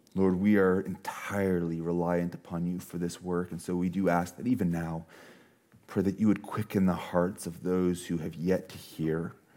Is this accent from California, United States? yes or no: no; Montana, United States; now in Washington, United States; I'm from Montana